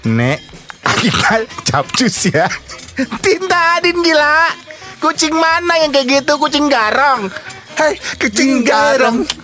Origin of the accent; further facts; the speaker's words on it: Java, Indonesia; kan gue orang Jawa